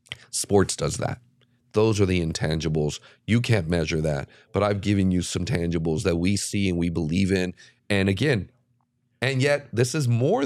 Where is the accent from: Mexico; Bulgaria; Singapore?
Mexico; now in United States; You know, I was an 8-year-old kid in Dodger Stadium watching this lefty from my home country.